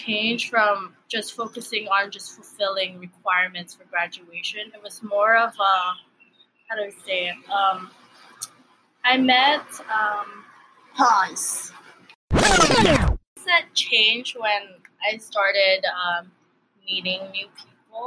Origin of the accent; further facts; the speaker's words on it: Hawaii, United States; first language Tagalog; English is a second language; also born or lived in Baguio City, Philippines; I was born in Baguio City, Philippines. I came to the U.S., or I came to Hawaii when I was 2 or 3 years old